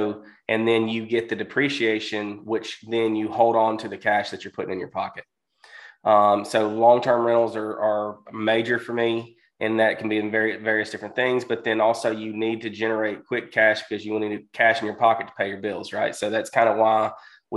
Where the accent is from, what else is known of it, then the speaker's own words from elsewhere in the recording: Mississippi, United States; I'm from Mississippi